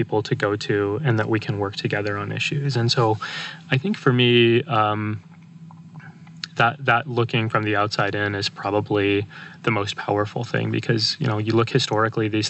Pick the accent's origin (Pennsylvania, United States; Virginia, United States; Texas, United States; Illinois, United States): Texas, United States; moved away; I grew up in Texas, and there weren't many Muslims there when I was there.